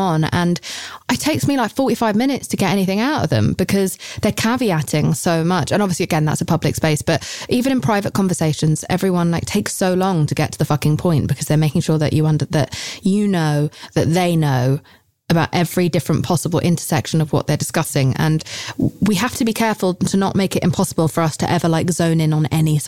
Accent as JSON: {"language": "English", "country": "United Kingdom", "said": "I'm British"}